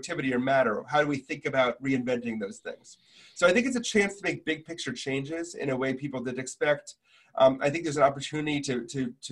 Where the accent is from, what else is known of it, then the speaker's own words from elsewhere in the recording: Milwaukee, Wisconsin, United States; I grew up in Milwaukee, Wisconsin